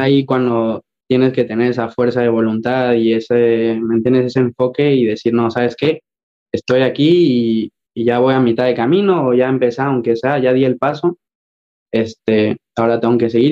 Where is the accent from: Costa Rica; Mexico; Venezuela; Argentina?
Mexico; moved away as an adult; muy, muy orgulloso de ser mexicano